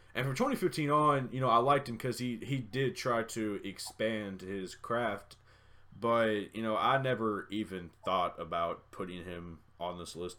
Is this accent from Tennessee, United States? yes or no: yes; Middle Tennessee, United States; growing up in Middle Tennessee